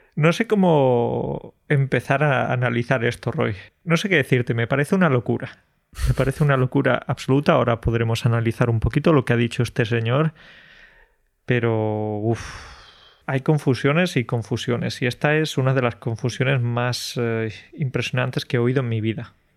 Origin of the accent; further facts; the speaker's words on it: Andalusia, Spain; moved away as an adult; now in Poland; de mi tierra, de Andalucía